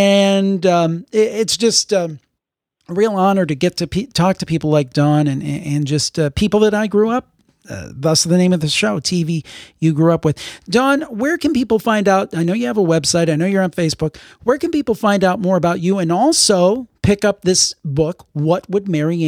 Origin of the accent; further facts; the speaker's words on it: Cleveland, Ohio, United States; my hometown, Cleveland, Ohio.